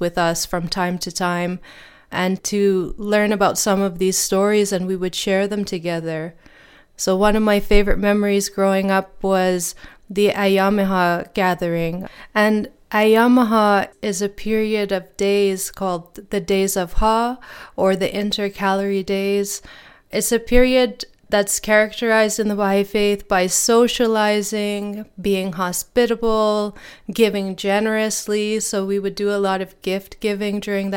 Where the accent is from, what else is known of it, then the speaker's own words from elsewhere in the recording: Edmonton, Alberta, Canada; also born or lived in Toronto, Ontario / Lennoxville, Quebec; I grew up in Toronto, Ontario. That's where I was born. And then my family moved to Lennoxville, Quebec. And then we moved again when I was in grade 3 to Edmonton, Alberta.